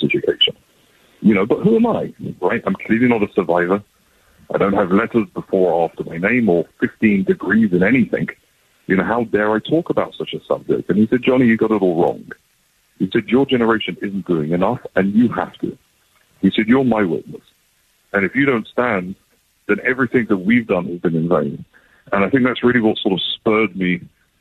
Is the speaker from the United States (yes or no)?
no; London, United Kingdom; moved away as an adult; now in Israel; I was born and raised in London, England. And at the age of 18, I kind of left all my family behind, hopped on a plane, and I moved to Israel